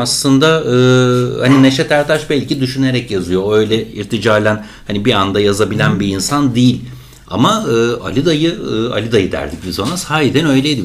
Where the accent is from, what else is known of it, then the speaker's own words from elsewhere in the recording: Çanakkale, Turkey; Ben de Çanakkale'liyim